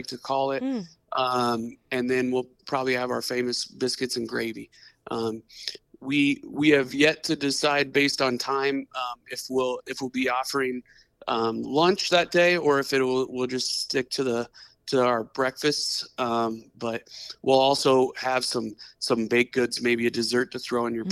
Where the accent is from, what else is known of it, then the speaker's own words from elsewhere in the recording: Washington, Iowa, United States; now in Algona, United States; I grew up in Southeast Iowa, in Washington, Iowa